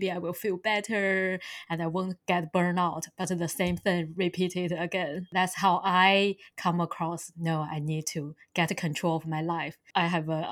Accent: China; moved away as an adult; now in New Zealand; I was born in China and grew up there

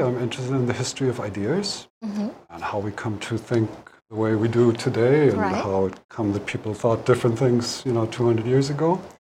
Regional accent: Germany; moved away as an adult; also born or lived in San Francisco Bay Area, United States; now in Hawaii, United States; I'm European. I was born and raised in Germany. Mm-hmm. And as a young man, I had opportunity to come to the United States, California, San Francisco, of all places. And I never left for 30 years.

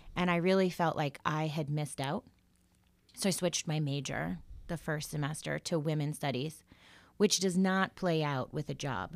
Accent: Florida, United States; moved away as an adult; also born or lived in Salem, Massachusetts / Connecticut; now in Dayton, United States; That's where I went to college, um, and high school, well, all school, but I wouldn't consider myself from Florida

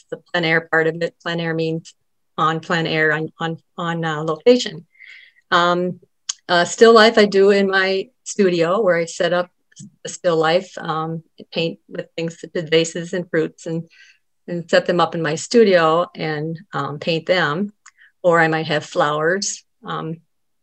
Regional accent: Dubuque, Iowa, United States; I was born and raised in Dubuque, and as was my husband. So we've been here our whole lives.

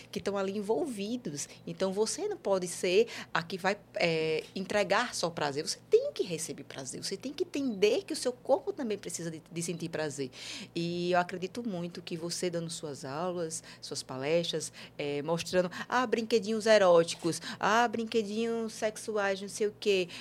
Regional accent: Northeast Region, Brazil; nós que somos nordestinos

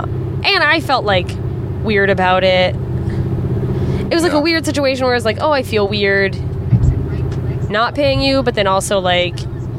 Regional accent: Anchorage, Alaska, United States; moved away; In my hometown, Anchorage, Alaska

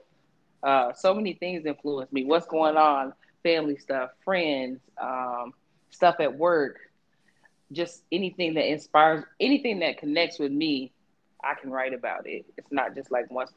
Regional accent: Georgia, United States; I'm from Georgia. I'm from Georgia. Born and raised

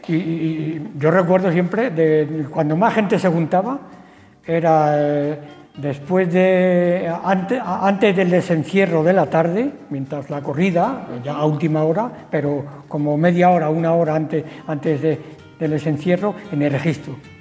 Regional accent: Spain; yo, que soy nacido ahí, justamente en Santa Clara, al final cerca del campo de fútbol

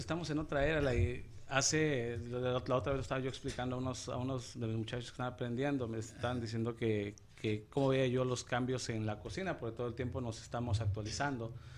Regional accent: Huauchinango, Puebla, Mexico; moved away as an adult; now in United States; soy de originario de Huachinango, Puebla. Ah, emigré aquí a los Estados Unidos cuando tenía 19 años.

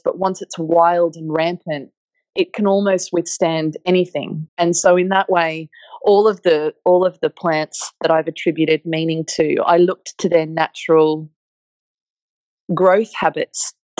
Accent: Australia; also born or lived in central desert, Australia; the landscapes that raised me and the flora and fauna that I grew up with in Australia

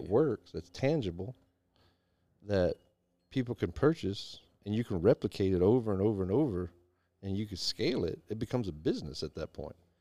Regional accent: Deep South, United States; I traveled all over the United States, and I, I grew up in the Deep South

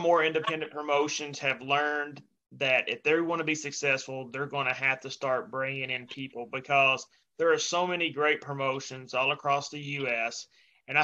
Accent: Kentucky, United States; I'm from Kentucky

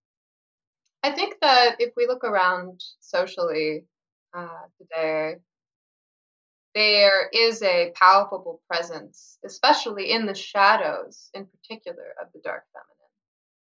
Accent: Pacific Northwest, United States; I'm from the Pacific Northwest, and that's where I've spent most of my life

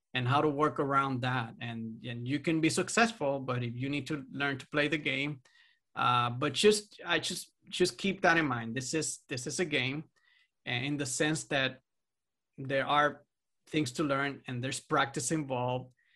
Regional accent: Puerto Rico; I'm from Puerto Rico

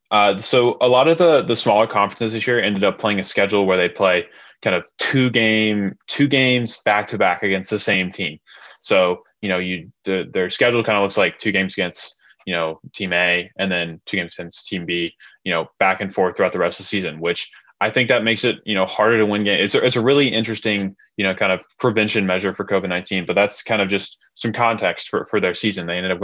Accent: Nashville, Tennessee, United States; my hometown in Nashville

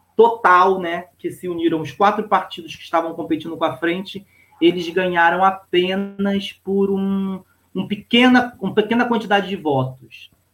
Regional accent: Baixada Fluminense, Rio de Janeiro, Brazil; Eu sou da Baixada Fluminense

